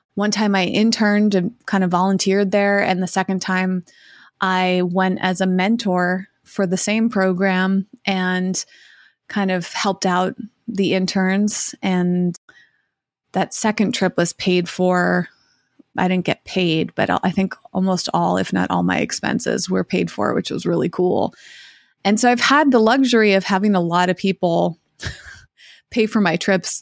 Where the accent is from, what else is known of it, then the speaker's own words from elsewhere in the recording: Massachusetts, United States; moved away as an adult; my hometown of Massachusetts